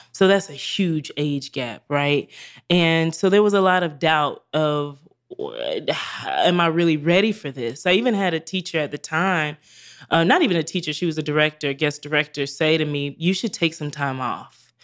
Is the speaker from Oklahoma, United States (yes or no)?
no; Greenville, South Carolina, United States; moved away as an adult; also born or lived in New York; I'm from Greenville, South Carolina